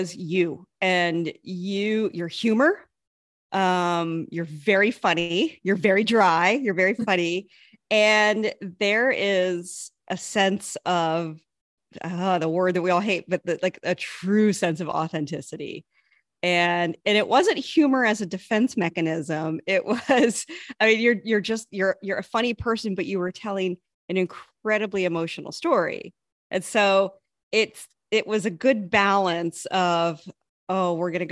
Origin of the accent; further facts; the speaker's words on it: Midwest, United States; I grew up in the Midwest where I went to school with the same kids from basically kindergarten to high school